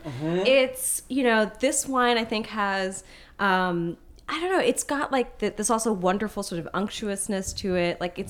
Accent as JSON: {"language": "English", "town": "Portland", "region": "Oregon", "country": "United States", "tie": "born or raised there", "said": "my hometown of Portland, Oregon."}